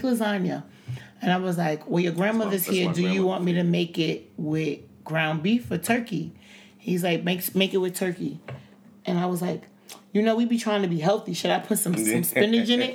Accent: New York City, New York, United States; I'm from the Bronx

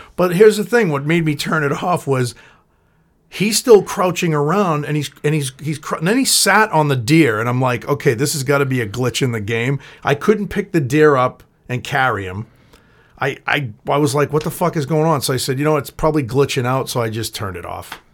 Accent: Boston, Massachusetts, United States; also born or lived in Everett; I'm from Boston

